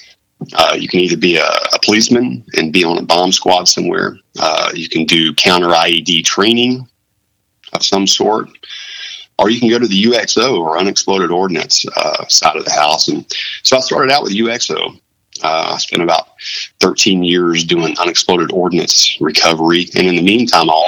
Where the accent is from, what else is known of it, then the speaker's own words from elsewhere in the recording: Huntsville, Alabama, United States; I grew up in Huntsville, Alabama